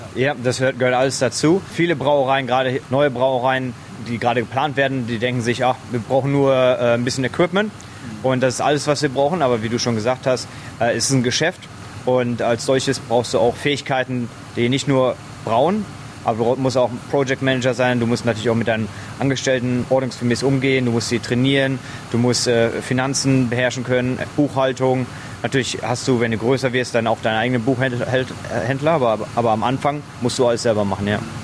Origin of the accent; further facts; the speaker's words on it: Germany; moved away as an adult; also born or lived in New Zealand; now in Lancefield, Australia; als Deutscher